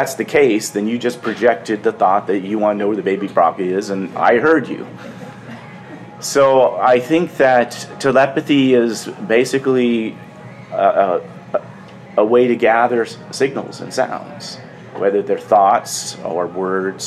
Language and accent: English; Sausalito, California, United States; I'm from Sausalito, California